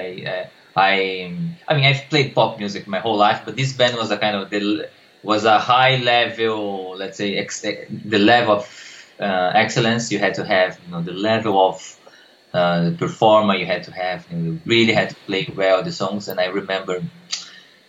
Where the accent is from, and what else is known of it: Brazil; English is a second language; moved away as an adult; now in Australia